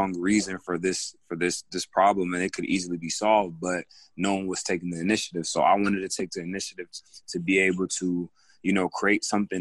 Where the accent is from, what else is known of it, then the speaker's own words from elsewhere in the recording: Greensboro, North Carolina, United States; also born or lived in Togo; I'm originally from Greensboro, North Carolina. I lived in Greensboro all my life, and my family is from Togo, West Africa. We migrated here early 2000s